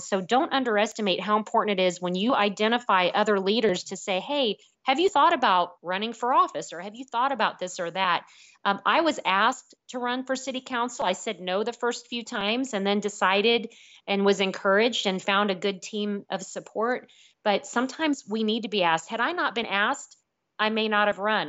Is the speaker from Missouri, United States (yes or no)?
yes; Jefferson City, Missouri, United States; growing up in Jefferson City with my grandparents, watching parades down High Street